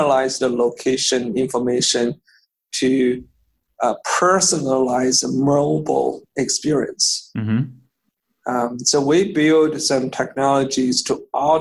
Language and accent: English; Beijing, China; English is a second language; moved away as an adult; now in United States; So so I grew up in Beijing. I went to college in Beijing.